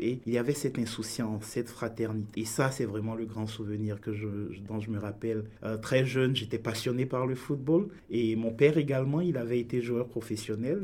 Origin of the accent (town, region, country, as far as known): Bouaké, Vallée du Bandama, Côte d’Ivoire; born or raised there; moved away as an adult; also born or lived in Abidjan, Côte d'Ivoire / Lyon, France; now in Canada